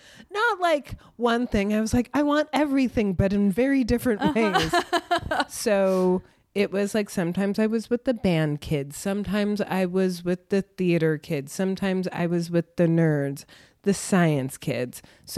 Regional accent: Oakland, California, United States; born there; also born or lived in North Carolina / Connecticut / Illinois / New York; Ooh, I grew up all over. I was born in Oakland, but I've lived just outside the Bay Area, North Carolina, Connecticut, Illinois, and New York.

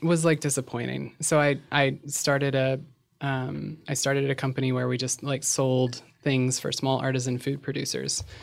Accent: Virginia, United States; moved away as an adult; also born or lived in Shenandoah Valley; now in Los Angeles, United States; I'm a transgender woman who grew up in Virginia, relocated to L A about eight years ago

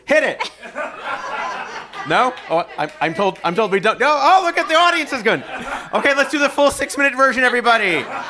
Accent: Chicago, Illinois, United States; I also grew up in Chicago. It was a different different neighborhood and a different experience

